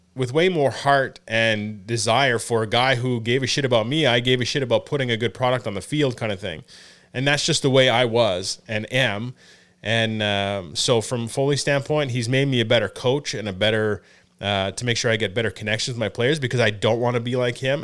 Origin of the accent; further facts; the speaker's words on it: Elmer, Ontario, Canada; I grew up in Elmer.